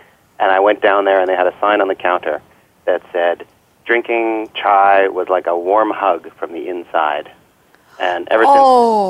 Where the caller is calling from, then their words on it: Toronto, Ontario, Canada; also born or lived in Cambridge, Massachusetts; I'm calling from Toronto, Canada